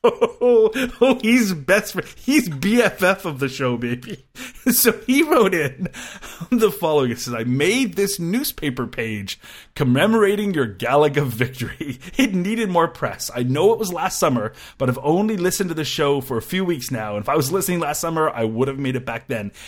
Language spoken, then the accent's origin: English; Canada; I'm a Canadian and we do like our lefty radio